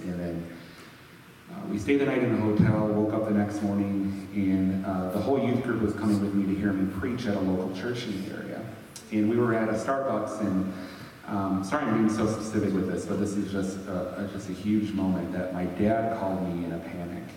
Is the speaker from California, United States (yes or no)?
no; Sturgis, Michigan, United States; moved away as an adult; also born or lived in Grand Rapids, Michigan; I ended up relocating back to my hometown in Michigan